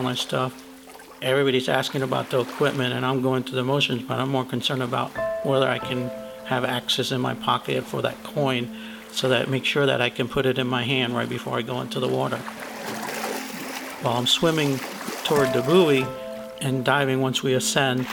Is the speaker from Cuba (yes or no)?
yes; Cuba; now in Pensacola, United States; I was born in Cuba, currently live in Pensacola, Florida